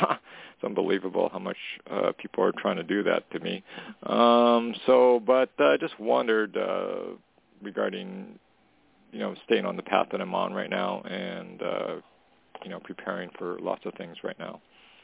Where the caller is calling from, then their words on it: Canada; calling from Canada.